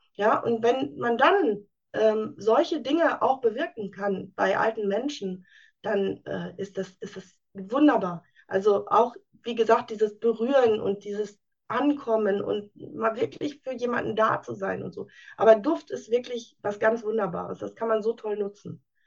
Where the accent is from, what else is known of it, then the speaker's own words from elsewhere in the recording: Münsterland, North Rhine-Westphalia, Germany; Ich komme aus dem schönen Münsterland